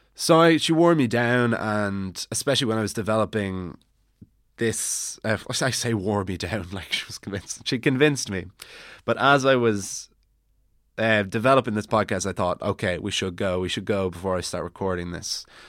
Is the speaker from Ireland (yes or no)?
yes; Wicklow, Leinster, Ireland; also born or lived in Bray; now in Dublin, Ireland; Wicklow town